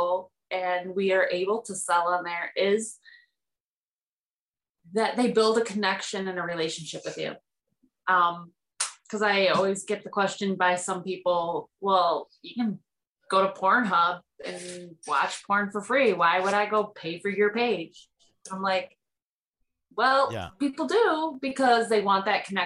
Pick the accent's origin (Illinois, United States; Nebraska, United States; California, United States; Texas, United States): Texas, United States; I'm country. I grew up on a horse farm. I grew up in Texas